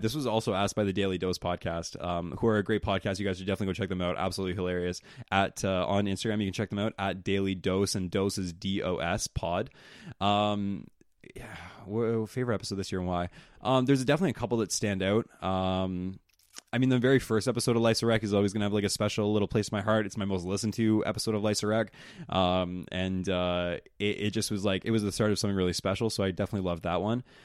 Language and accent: English; East Coast, United States; I'm from the East Coast